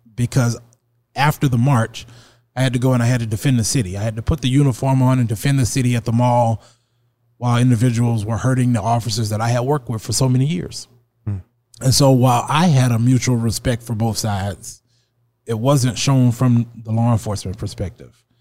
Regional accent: Alexandria, Louisiana, United States; now in Sioux Falls, United States; I'm from Alexandria, Louisiana

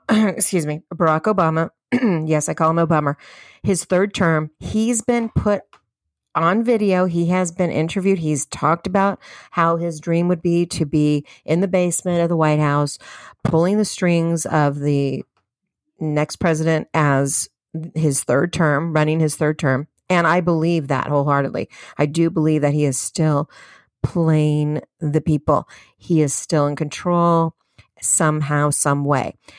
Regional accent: United States; as American citizens.

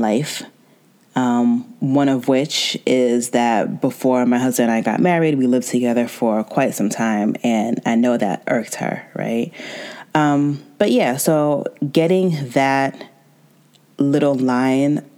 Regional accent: United States; I was born and raised in America

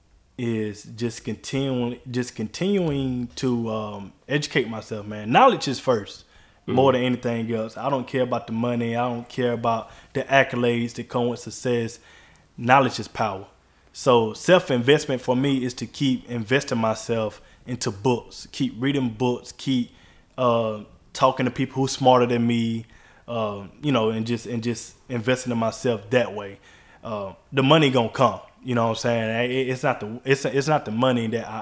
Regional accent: Georgia, United States; I grew up in Georgia. Like, that's where all my memories is at.

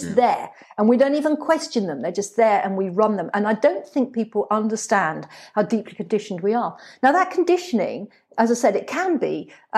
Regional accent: England, United Kingdom; I grew up in England

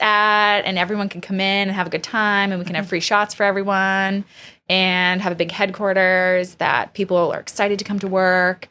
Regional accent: Medford, Massachusetts, United States; I grew up in Medford, just north of Boston

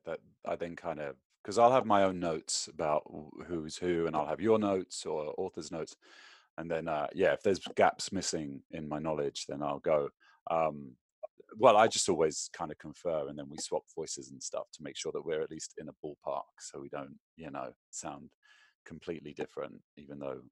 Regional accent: London, United Kingdom; moved away as an adult; now in United States; growing up in London

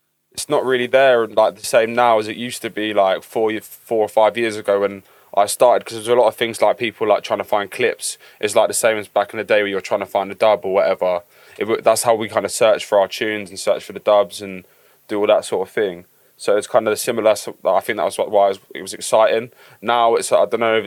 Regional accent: Watford, East of England, United Kingdom; I'm from Watford

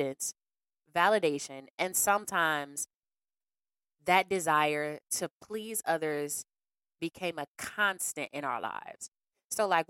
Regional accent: Cleveland, Ohio, United States; also born or lived in Bedford, Ohio; I've always spent time growing up in Bedford. So when I moved on Harvey off of 116th, I was like new to the area

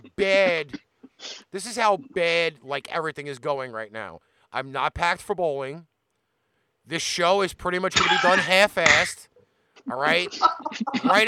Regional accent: New York, United States

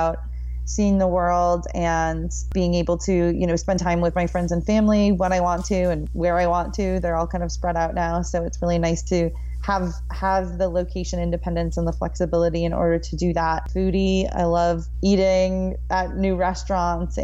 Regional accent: Minneapolis, Minnesota, United States; moved away as an adult; now in Austin, United States; I am from Minneapolis, Minnesota, and we are both Minnesotans

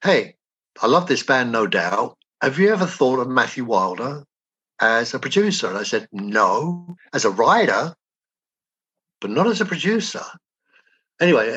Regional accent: England, United Kingdom; moved away as an adult; which I grew up with in England.

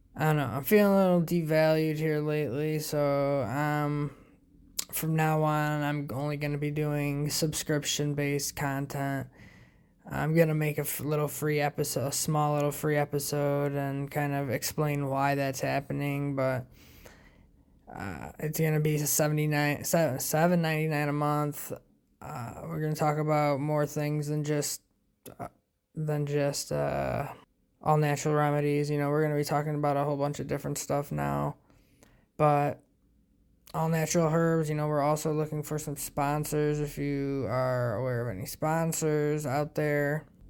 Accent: United States; us being American

